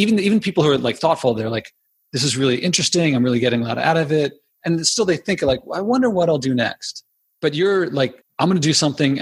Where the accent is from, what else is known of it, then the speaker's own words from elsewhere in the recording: Philadelphia, Pennsylvania, United States; when I was a kid growing up in Philadelphia, I grew up inside the city